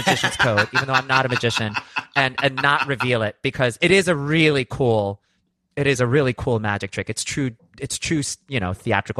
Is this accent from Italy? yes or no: no; East Coast, United States; You know, growing up in the East Coast, that's not something I was familiar with at all.